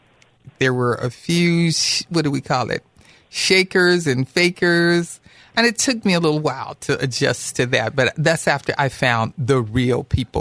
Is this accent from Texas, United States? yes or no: yes; Tyler, Texas, United States; now in California, United States; I'm originally from Texas, from Tyler, Texas. Tyler is famous for Earl Campbell, the football player, and it's also known as the Rose Capital of the world.